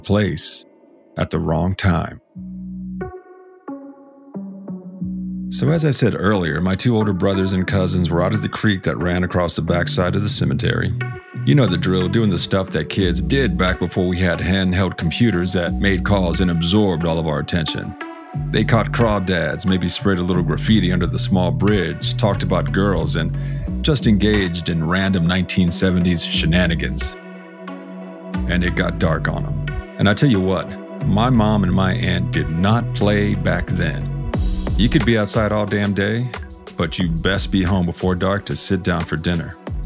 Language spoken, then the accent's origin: English; South Texas, United States; I grew up in South Texas in a house and honestly a neighborhood that had a penchant for odd things happening.